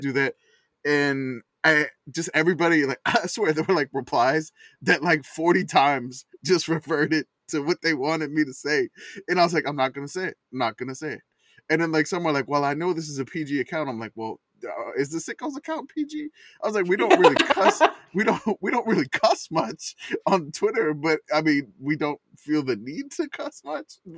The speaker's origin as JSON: {"language": "English", "town": "New Orleans", "region": "Louisiana", "country": "United States", "tie": "born or raised there", "said": "growing up in New Orleans"}